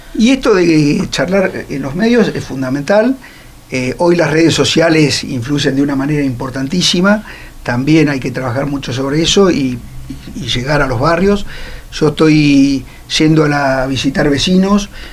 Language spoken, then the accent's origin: Spanish; Río Gallegos, Santa Cruz, Argentina; mi barrio, que es el barrio PAP, donde yo nací